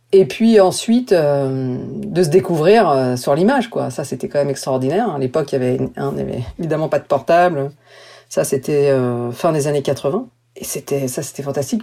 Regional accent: France; also born or lived in New York; en tant que française

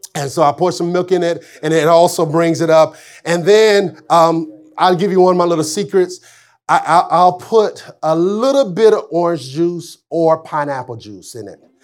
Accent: Arkansas, United States; I'm from Arkansas

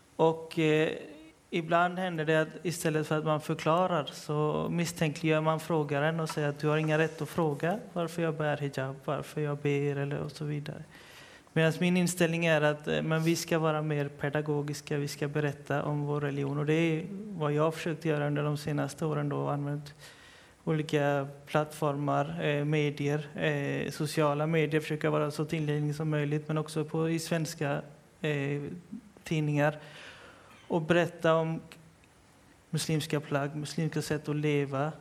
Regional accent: Partille, Västra Götaland, Sweden; jag är för, själv född och uppvuxen i Partille

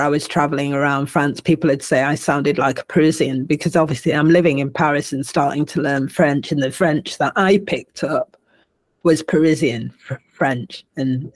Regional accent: Manchester, North West England, United Kingdom; I am a Manc, and I am proud of that. I am a Northerner, working class, made good, you know, put it how you will, but I will always be a Manc, and I will always be English

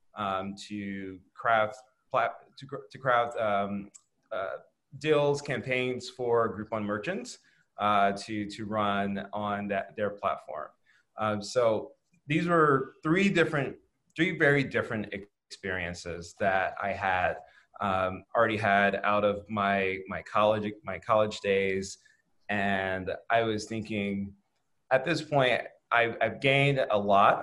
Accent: Chicago, Illinois, United States; I was born and raised outside Chicago. I went through the Chicago public school system

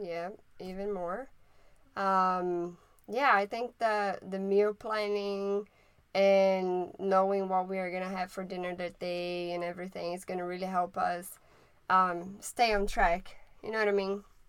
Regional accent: Brazil; first language Portuguese; English is a second language; also born or lived in Maryland; now in United States; I am from Brazil and I speak Portuguese.

